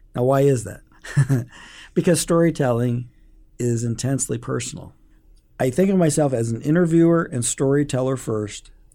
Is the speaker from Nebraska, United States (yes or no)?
yes; Omaha, Nebraska, United States; I grew up in North Omaha